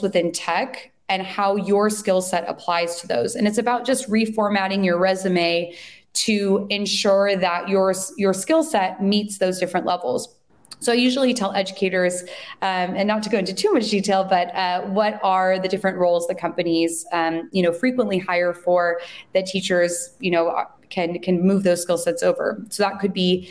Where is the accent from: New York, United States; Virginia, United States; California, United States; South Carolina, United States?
California, United States; San Francisco Bay Area; I'm originally from the Bay Area, but moved to the city shortly after finishing my master's program